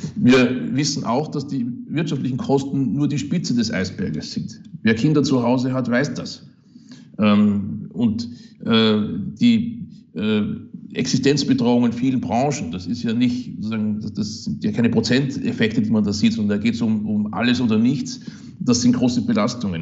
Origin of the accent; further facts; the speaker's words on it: Upper Austria, Austria; moved away as an adult; now in Kiel, Germany; es ist klein, unser Österreich, das ist zwar richtig, aber es ist halt auch mein Heimatland